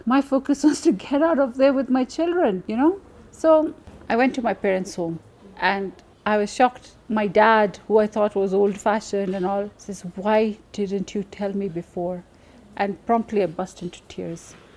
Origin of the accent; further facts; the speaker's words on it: Nairobi, Kenya; I am from Nairobi, Kenya.